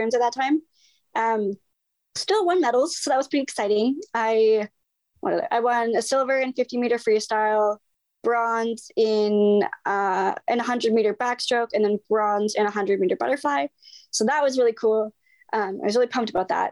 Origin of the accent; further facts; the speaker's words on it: British Columbia, Canada; Prince George, BC, which is only 5 hours from my hometown